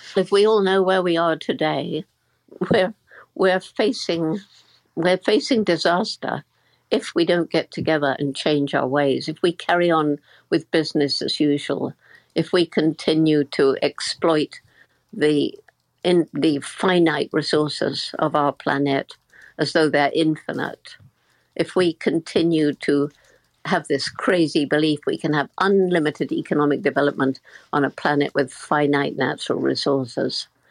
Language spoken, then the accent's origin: English; Bournemouth, South West England, United Kingdom; I'm in the house where I grew up in Bournemouth, in the south of England